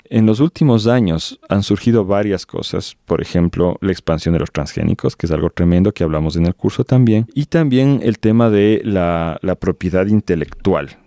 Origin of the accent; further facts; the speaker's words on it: Ecuador; en mi país, en Ecuador